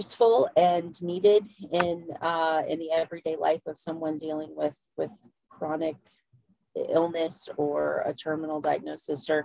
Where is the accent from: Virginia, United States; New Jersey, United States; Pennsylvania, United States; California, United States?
Virginia, United States; Central; I am from Central Virginia, so I'm over here on the East Coast